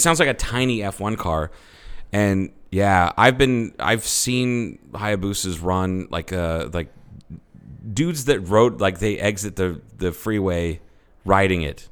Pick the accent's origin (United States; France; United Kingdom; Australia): United States; I'm an American